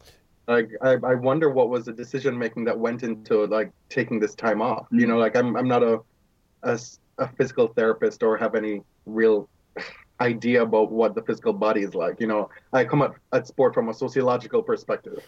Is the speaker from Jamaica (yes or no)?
yes; Jamaica; now in Toronto, Canada; growing up in Jamaica